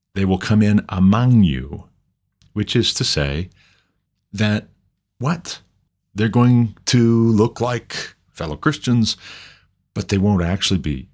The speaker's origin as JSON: {"language": "English", "country": "United States", "said": "I'm an American, but my ancestors came from somewhere"}